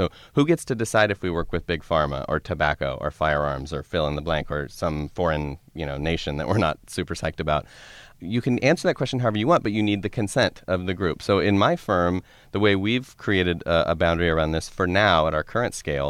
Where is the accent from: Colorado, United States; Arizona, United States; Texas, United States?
Colorado, United States; I grew up in Colorado.